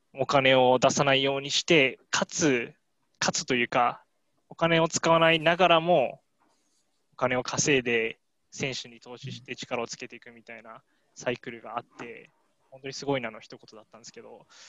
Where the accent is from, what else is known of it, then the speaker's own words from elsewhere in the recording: Miyagi, Japan; 自分の出身地が宮城県